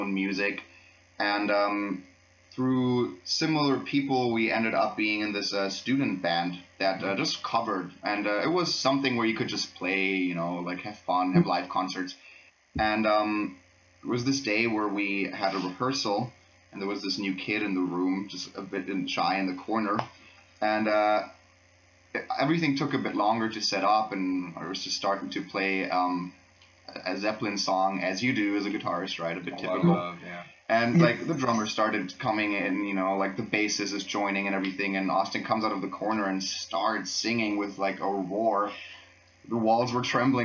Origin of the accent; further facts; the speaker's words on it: Freiburg, Baden-Württemberg, Germany; English is a second language; I'm actually from Freiburg, so I'm from here